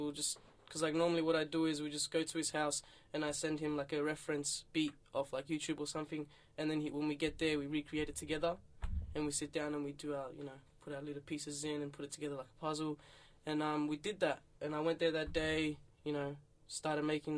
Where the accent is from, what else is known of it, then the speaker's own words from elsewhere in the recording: Melbourne, Victoria, Australia; also born or lived in Iran / Afghanistan; I'm Afghan by nationality. I was born in Iran, though. And then we moved here as a whole family because of the war and fleeing and everything. Moved to Melbourne 2004. Mm-hmm. Been here ever since. Grown up here